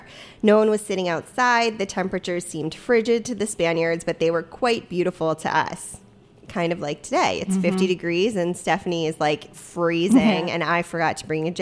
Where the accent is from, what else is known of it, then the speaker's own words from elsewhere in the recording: Maryland, United States; moved away; growing up in Maryland